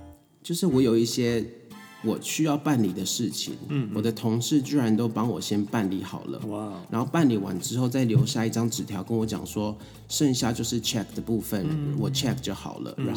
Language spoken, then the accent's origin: Chinese; Taiwan; moved away as an adult; now in Tokyo, Japan; 只有我一个台湾人。